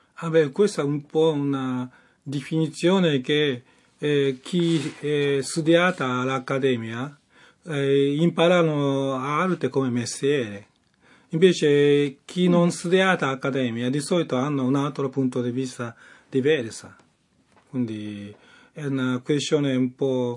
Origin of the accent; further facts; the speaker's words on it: Japan; Italian is a second language; now in Rome, Italy; io sono giapponese, però sono artista romani